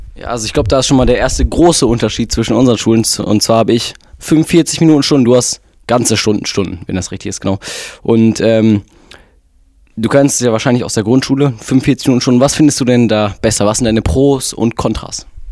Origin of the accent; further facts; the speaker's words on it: North Rhine-Westphalia, Germany; Wir sind ja beide in Nordrhein-Westfalen geboren und leben hier